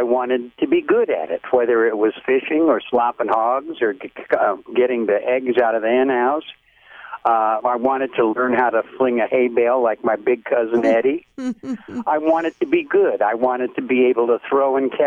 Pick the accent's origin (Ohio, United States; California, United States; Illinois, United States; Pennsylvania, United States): California, United States; Burbank; also born or lived in Glendale, California / Cherokee County, Iowa; I was born in Glendale, California, right 1 month after World War II came to an end